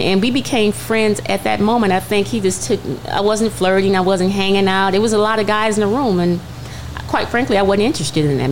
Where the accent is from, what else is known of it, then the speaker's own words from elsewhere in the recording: Culver City, California, United States; I'm growing up in Culver City